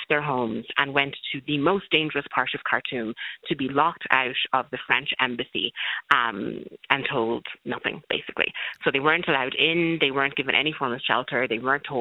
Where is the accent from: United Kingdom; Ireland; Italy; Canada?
Ireland; Castlebar, Connacht; moved away as an adult; also born or lived in Sudan; now in Dublin, Ireland; I've lived here since I was 3 years old. He's an obstetrician. I grew up in Castlebar